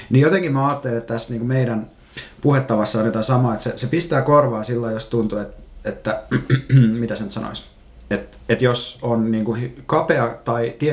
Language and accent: Finnish; Turku, Southwest Finland, Finland; now in Helsinki, Finland; mä kuulostan stadilaiselta, mikä on ehkä mulle jonkinlainen onnistumisen merkki, koska mä oon Turusta ja asunut Helsingissä mm, kohta viisi vuotta vaan kuitenkin.